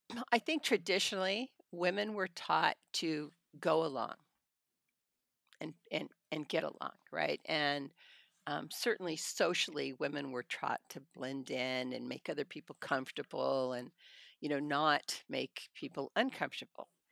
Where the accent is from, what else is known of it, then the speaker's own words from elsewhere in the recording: Hanford, California, United States; also born or lived in Madera, California; I was born in Madeira, I grew up in Hanford